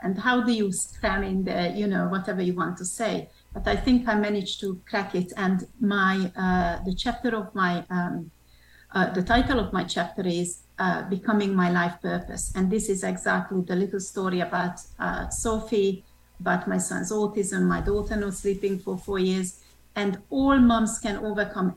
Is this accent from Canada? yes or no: no; Hungary; also born or lived in Switzerland / France / England; now in United States; I'm originally from Hungary. So I'm a Hungarian